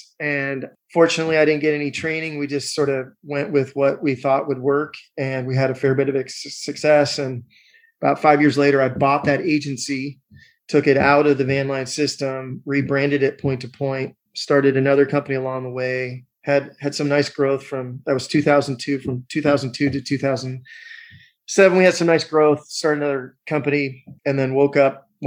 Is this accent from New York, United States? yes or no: no; Seattle, Washington, United States; I'm from Seattle